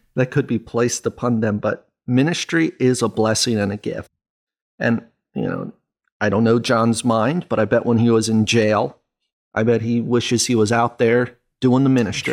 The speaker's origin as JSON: {"language": "English", "country": "United States", "said": "as an American"}